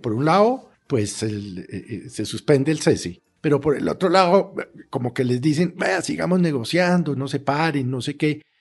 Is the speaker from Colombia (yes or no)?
yes; Colombia; como colombiano